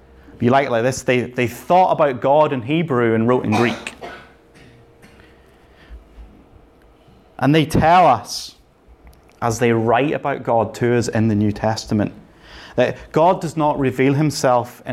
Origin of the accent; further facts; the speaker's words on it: Northern Ireland, United Kingdom; I grew up in Northern Ireland.